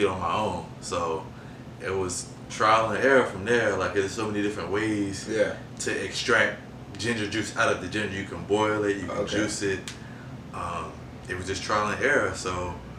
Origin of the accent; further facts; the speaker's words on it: Suffolk, Virginia, United States; I'm from Suffolk, Virginia, 757.